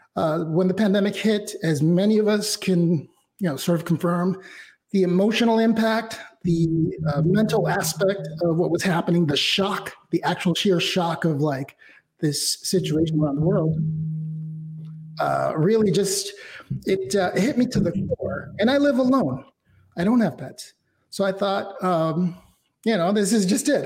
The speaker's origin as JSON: {"language": "English", "region": "Mexico City", "country": "Mexico", "tie": "born or raised there", "said": "I was born and raised in Mexico City, so everything about my roots, my heritage, my ethnicity, and my race uh, is comes from Mexico"}